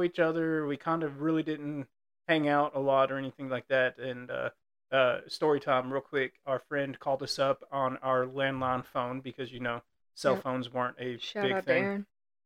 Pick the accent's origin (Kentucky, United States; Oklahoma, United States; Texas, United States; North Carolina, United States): Kentucky, United States; Lawrenceburg; I am from Lawrenceburg, Kentucky, home of Wild Turkey, home of Four Roses Bourbon